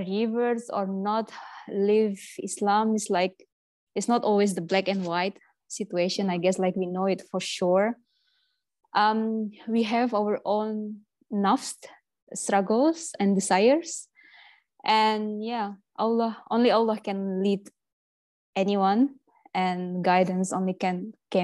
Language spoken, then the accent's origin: English; Indonesia; moved away; I'm from Indonesia